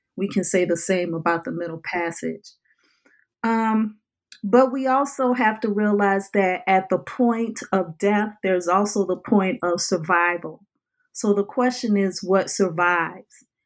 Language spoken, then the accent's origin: English; New Orleans, Louisiana, United States; I lived a life growing up in the New Orleans area